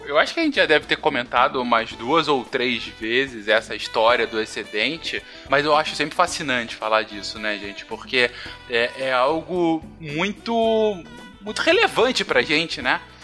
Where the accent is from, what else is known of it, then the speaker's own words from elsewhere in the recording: Rio de Janeiro, Brazil; No, no estado do Rio de Janeiro, onde eu cresci minha vida toda